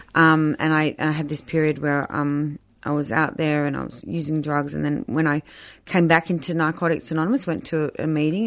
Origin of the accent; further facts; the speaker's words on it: Melbourne, Victoria, Australia; also born or lived in Surf Coast, Victoria; so I grew up in Melbourne and then my parents did a bit of a sea change down the surf coast when I was sixteen